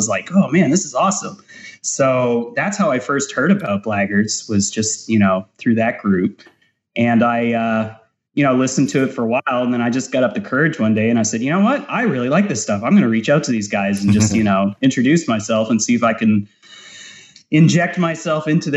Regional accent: Houston, Texas, United States; accent: Canadian; also born or lived in Calgary, Canada / Northeastern Canada; I was born there. I lived there till I was about 8 years old, and I moved down to Houston. So I've pretty much lived most of my life in Houston.

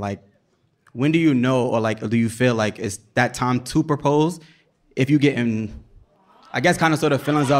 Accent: New York City, New York, United States; I'm from East New York.

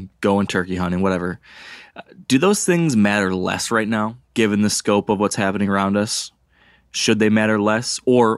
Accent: Michigan, United States; my home state here in Michigan

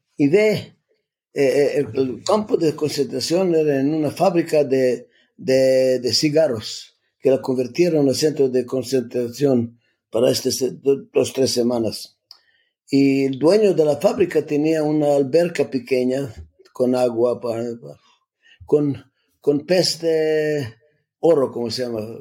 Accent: Skopje, North Macedonia; Spanish is a second language; moved away; yo me nací en Macedonia donde se nació la Madre Teresa, de la misma ciudad

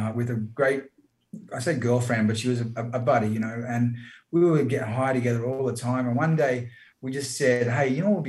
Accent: Brisbane, Queensland, Australia; I was born in Brizzy.

